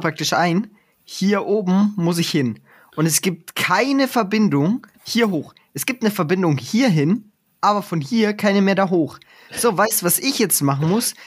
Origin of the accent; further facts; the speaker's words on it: Traunreut, Bavaria, Germany; now in Munich, Germany; in meiner Heimatstadt